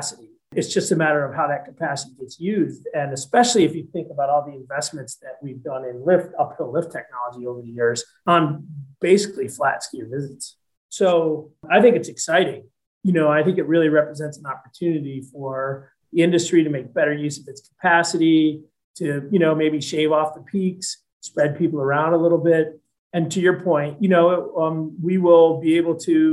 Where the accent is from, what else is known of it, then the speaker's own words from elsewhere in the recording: Naples, New York, United States; moved away as an adult; I grew up in a little town in Western New York State called Naples, New York, which is about 10 miles